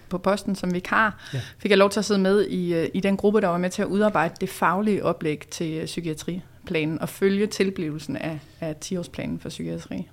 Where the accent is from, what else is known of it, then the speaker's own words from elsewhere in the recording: Odense, Southern Denmark, Denmark; Men så er jeg vokset op på Fyn i Odense, ja. så der er jeg born and raised